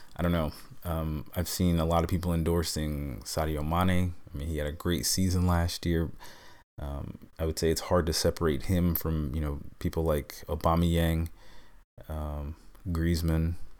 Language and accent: English; New York, United States; I'm a New Yorker